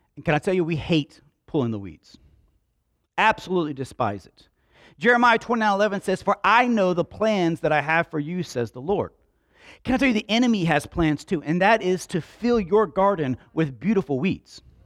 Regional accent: Slapout, Alabama, United States; We grew up in Slap Out

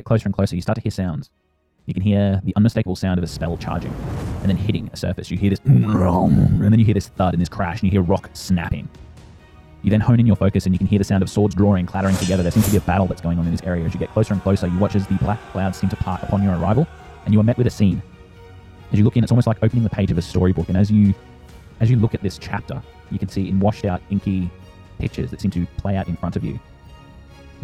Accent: Australia; I'm Australian

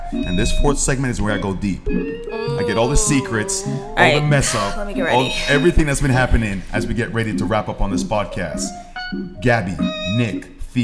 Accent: Jamaica; moved away; I grew up in Jamaica, I mean, I'm from another country

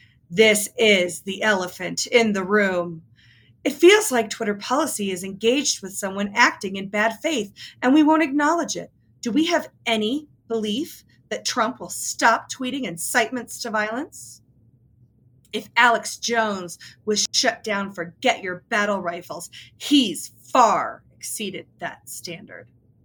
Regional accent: China; English is a second language; Think about this. I'm from China. This is really disturbing.

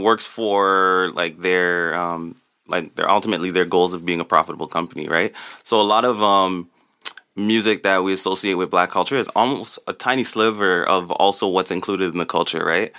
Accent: Toronto, Ontario, Canada; also born or lived in Jane and Finch, Toronto; I was raised mostly in Rexdale. Born in Jane and Finch, moved to Rexdale when I was eight

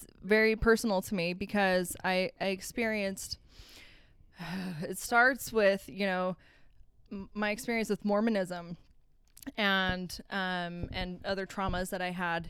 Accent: Cottonwood Heights, Utah, United States; also born or lived in Oklahoma / Missouri; I'm from Utah. I grew up in Cottonwood Heights mostly.

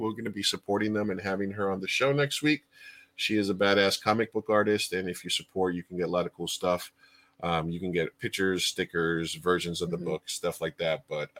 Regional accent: New York, United States; I grew up in New York during a water crisis

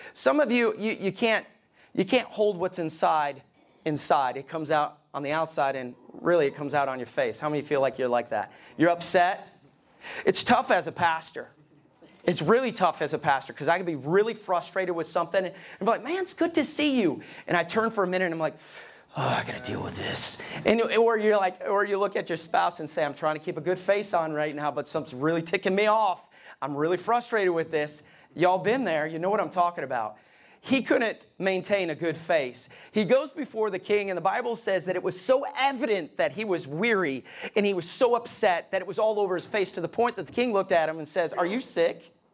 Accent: Alabama, United States; moved away as an adult; also born or lived in East Tennessee; now in Columbus, Ohio, United States; I'm from Alabama

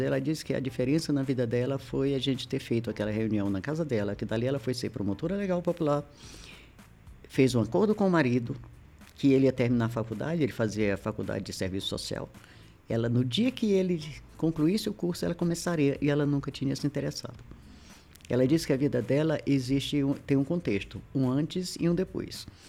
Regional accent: Maranhão, Brazil; also born or lived in Federal District; now in Brasília, Brazil; eu sou maranhense, como diz o pessoal, cabeça chata, tinhosa, teimosa

